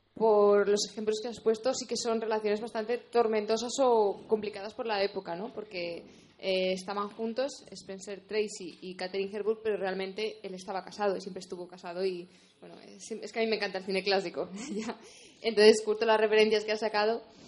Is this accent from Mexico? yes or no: no; Spain; como española